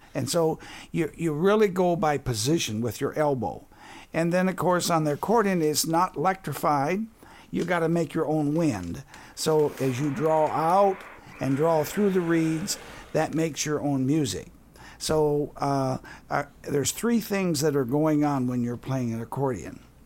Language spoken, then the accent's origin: English; Wisconsin, United States; now in southern Indiana, United States; I'm from Wisconsin